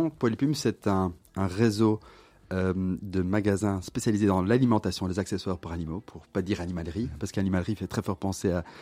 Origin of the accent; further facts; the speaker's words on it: Kortrijk, Flanders, Belgium; also born or lived in Hong Kong; je suis né à Courtrai. À Courtrai. À Courtrai. Euh, puis euh, enfance très heureuse, je dirais. Euh, je, on est passé par différentes villes en Flandre.